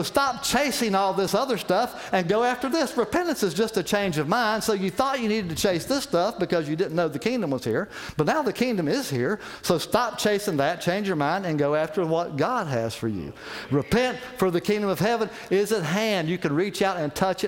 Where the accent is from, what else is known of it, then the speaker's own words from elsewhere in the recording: West Virginia, United States; moved away; I'm from West Virginia